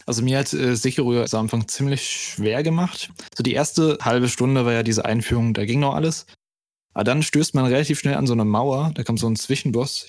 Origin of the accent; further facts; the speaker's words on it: Germany; wie ich als Deutscher sage